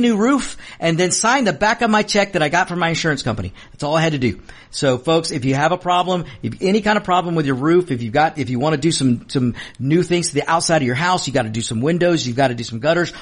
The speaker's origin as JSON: {"language": "English", "country": "United States", "said": "as an American, because I am an American first"}